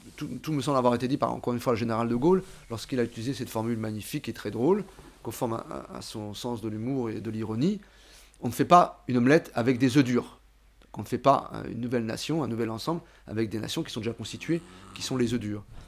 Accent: France; je suis français.

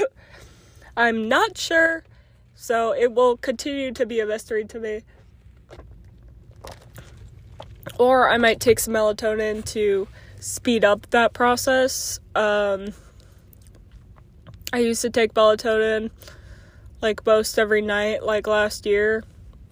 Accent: Oklahoma, United States; also born or lived in Virginia; now in Illinois, United States; I was born and raised in Oklahoma

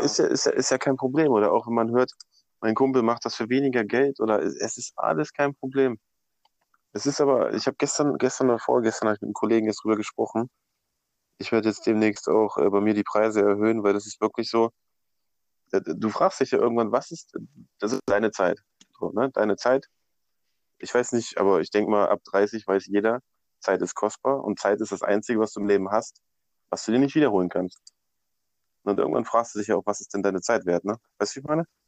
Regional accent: Braunschweig, Lower Saxony, Germany; ich komme ja aus Braunschweig

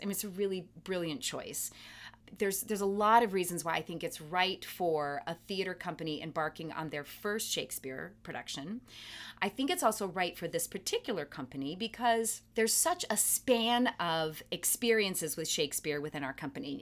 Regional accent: Kalamazoo, Michigan, United States; also born or lived in Detroit; I was lucky enough to grow up in a town, my hometown of Kalamazoo, Michigan

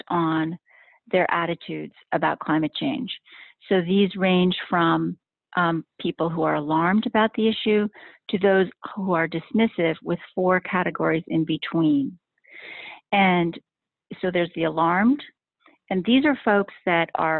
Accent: Hanover, New Hampshire, United States; I was in my hometown at the time in Hanover, New Hampshire

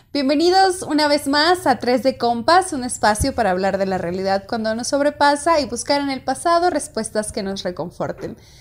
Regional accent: Puerto Peñasco, Sonora, Mexico; Del lugar de donde yo soy, Puerto Peñasco, Sonora

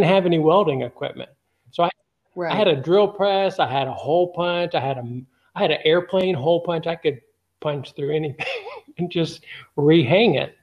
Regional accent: Los Angeles, California, United States; now in Alabama, United States; I'm from Los Angeles

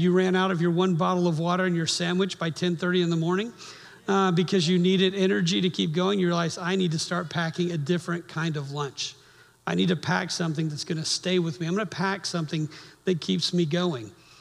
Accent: Miami, Florida, United States; moved away; I grew up in Miami

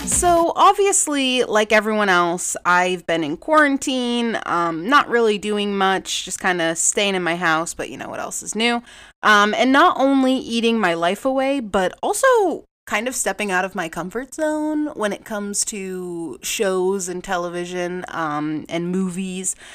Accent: New England, United States; I am from New England. I don't have this harsh, intense, like, Boston accent. I really don't

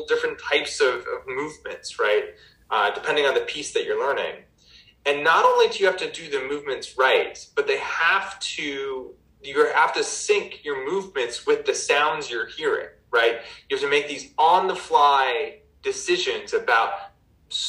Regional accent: Albuquerque, New Mexico, United States; I grew up in Albuquerque, New Mexico

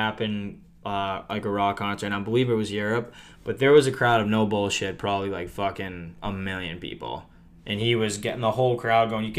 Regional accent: Boston, Massachusetts, United States; I'm from Boston

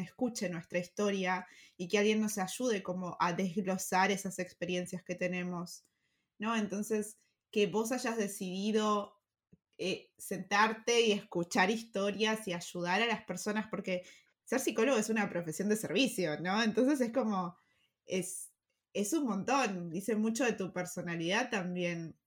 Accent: Argentina; moved away; Argentina, de donde, de donde sos, de donde venís, y de donde vengo yo también

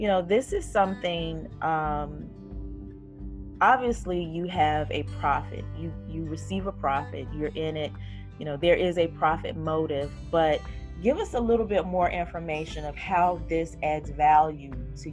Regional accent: Fayetteville, North Carolina, United States; I am from Fayetteville, North Carolina, which is primarily military

